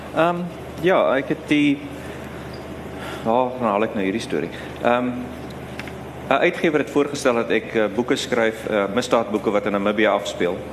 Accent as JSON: {"language": "Afrikaans", "country": "South Africa", "said": "as 'n wit Suid-Afrikaner wat uit die apartheid era kom"}